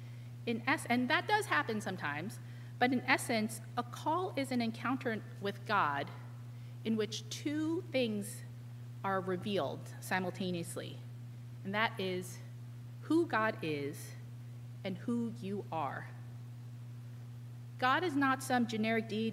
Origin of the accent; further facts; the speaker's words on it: New York, United States; as a New Yorker